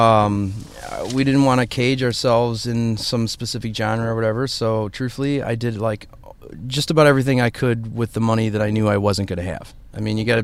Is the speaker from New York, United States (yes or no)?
no; Indiana, United States; now in Chicago, United States; I'm from Indiana